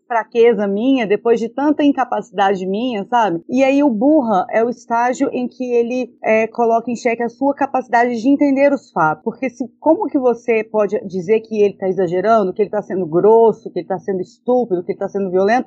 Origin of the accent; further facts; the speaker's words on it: Goiânia, Goiás, Brazil; sou de Goiânia, tenho 30 anos